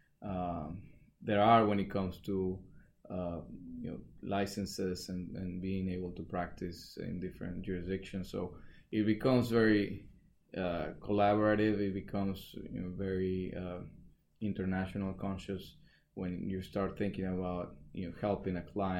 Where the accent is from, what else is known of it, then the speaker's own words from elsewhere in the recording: Mexico; moved away as an adult; also born or lived in Chicago, United States; now in Houston, United States; So I'm from Mexico originally. I spent most of my childhood and high school and early stage education in Mexico.